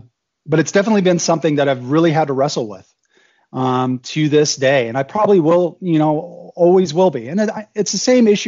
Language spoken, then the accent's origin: English; Germany; My background is I was born in Germany, actually, to an American dad and a German mom. My dad worked for the Department of Defense, U.S. Department of Defense. And so I went to Army and Air Force schools in Germany.